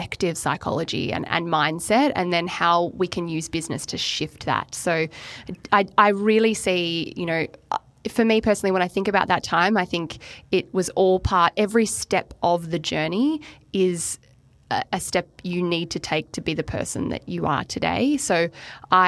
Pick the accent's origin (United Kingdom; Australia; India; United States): Australia; Melbourne, Victoria; moved away as an adult; also born or lived in Queensland; I'm from Melbourne